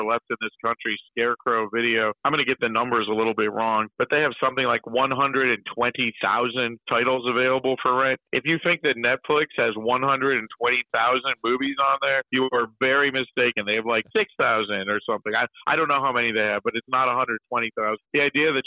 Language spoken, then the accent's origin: English; Buffalo, New York, United States; moved away as an adult; now in Pittsburgh, United States; my hometown of Buffalo